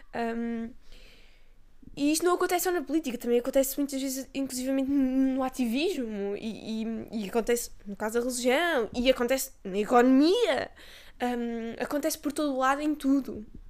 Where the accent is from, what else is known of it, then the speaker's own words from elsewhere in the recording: Castelo Branco, Centro, Portugal; eu sou de Castelo Branco